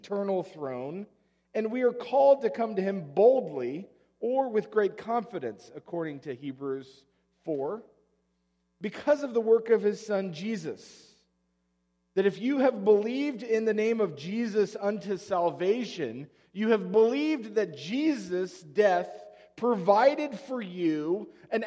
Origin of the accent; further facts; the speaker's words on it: Oklahoma, United States; moved away; Growing up in Oklahoma, we said them before every sporting event.